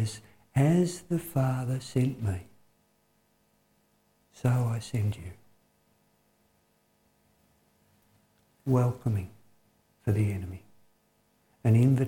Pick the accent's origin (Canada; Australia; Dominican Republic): Australia; us as Australian people.